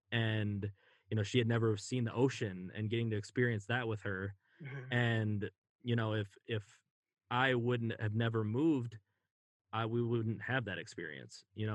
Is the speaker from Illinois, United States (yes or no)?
no; California, United States; now in Minnesota, United States; I was mad at my parents for moving me to Minnesota because we're from California. And I was always so nostalgic for California.